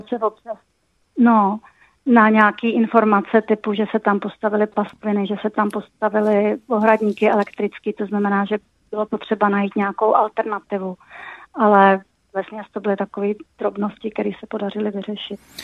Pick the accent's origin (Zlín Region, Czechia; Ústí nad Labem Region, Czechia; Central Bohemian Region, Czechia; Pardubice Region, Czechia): Pardubice Region, Czechia; Pardubice; jsem z Pardubic